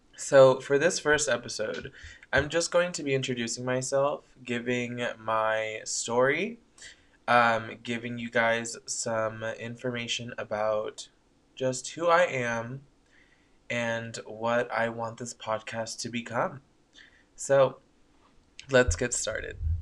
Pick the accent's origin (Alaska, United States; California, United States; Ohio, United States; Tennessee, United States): California, United States; Coachella Valley; moved away as an adult; also born or lived in Thousand Oaks, California; now in San Francisco, United States; they ended up moving down to the Coachella Valley, where I was raised